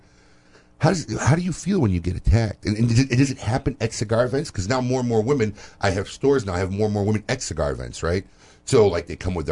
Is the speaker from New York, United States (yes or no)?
no; Chicago, Illinois, United States; now in Florida, United States; I'm from Chicago